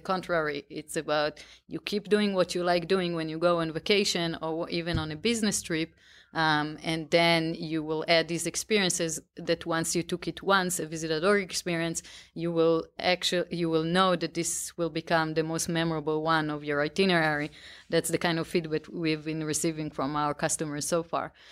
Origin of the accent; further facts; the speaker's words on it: outside of Tel Aviv, Tel Aviv District, Israel; I grew up right outside of Tel Aviv